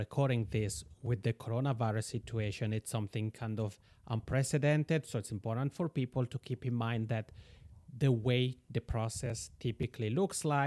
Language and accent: English; Switzerland; moved away as an adult; now in Finland; I'm originally from Switzerland and I did my bachelor studies there and then my master's studies in Finland